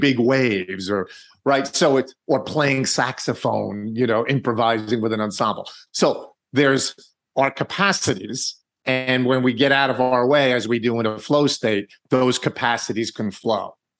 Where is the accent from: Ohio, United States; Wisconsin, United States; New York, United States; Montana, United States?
New York, United States; I'm from New York